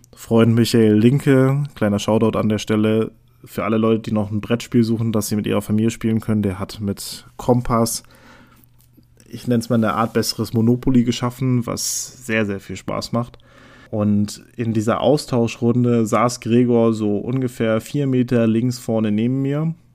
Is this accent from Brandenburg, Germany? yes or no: yes; Neuruppin, Brandenburg, Germany; also born or lived in West Berlin; geboren bin ich in Neuruppin